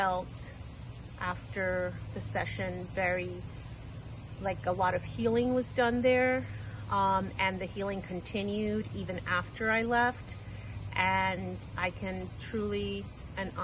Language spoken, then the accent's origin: English; Coconut Creek, Florida, United States; I'm from Coconut Creek, Florida